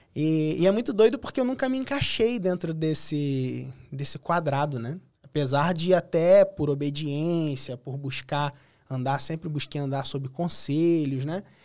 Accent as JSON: {"language": "Portuguese", "town": "Cabo Frio", "region": "Rio de Janeiro", "country": "Brazil", "tie": "born or raised there", "said": "Sou de Cabo Frio, Rio de Janeiro. Nascido e criado lá, hoje escolhi permanecer"}